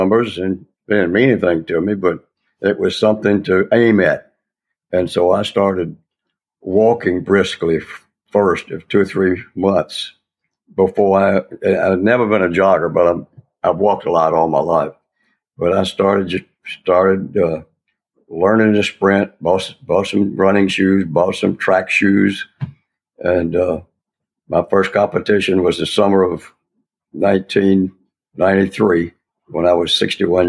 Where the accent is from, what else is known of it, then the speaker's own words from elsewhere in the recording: West Tennessee, United States; also born or lived in Memphis, Tennessee / New York State / Kansas City / Washington, D.C.; I grew up in West Tennessee